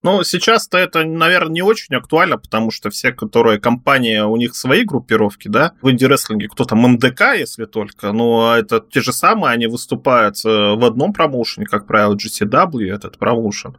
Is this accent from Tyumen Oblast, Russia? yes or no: yes; Tyumen, Tyumen Oblast, Russia; Я вот э, родился э, в Тюмени